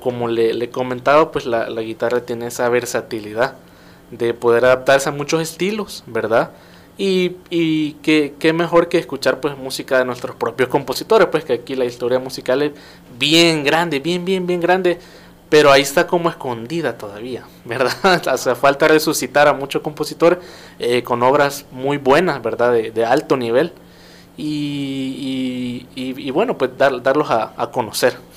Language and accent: Spanish; El Salvador; de Tuxtepeque, yo soy de Tuxtepeque